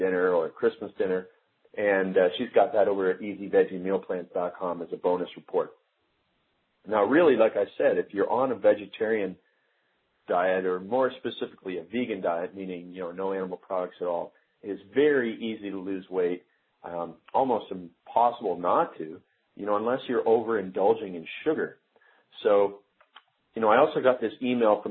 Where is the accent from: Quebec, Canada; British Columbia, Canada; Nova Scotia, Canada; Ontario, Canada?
Ontario, Canada; Stratford; moved away; my hometown of Stratford, Ontario